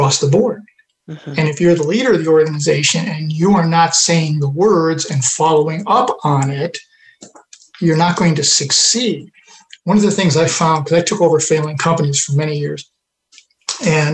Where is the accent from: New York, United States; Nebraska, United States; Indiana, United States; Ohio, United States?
New York, United States; Western New York near Rochester, United States; moved away; I grew up in Western New York near Rochester